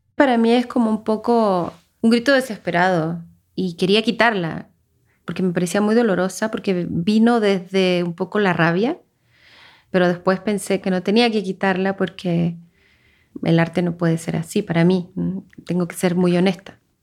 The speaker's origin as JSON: {"language": "Spanish", "town": "Viña del Mar", "region": "Valparaíso", "country": "Chile", "tie": "born or raised there", "moved": "as an adult", "lives_now": "Mexico", "said": "Nací en Viña del Mar"}